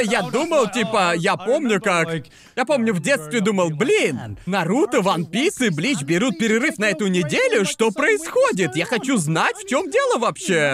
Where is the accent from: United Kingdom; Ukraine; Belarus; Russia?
United Kingdom; Brighton, South East England; moved away as an adult; now in Japan; Город моего детства стал таким модным